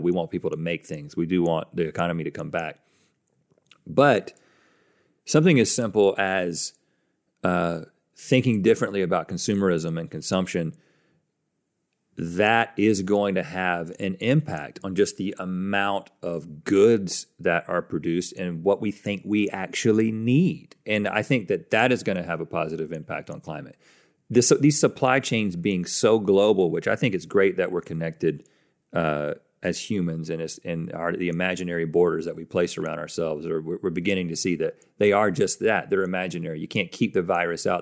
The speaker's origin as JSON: {"language": "English", "country": "United States"}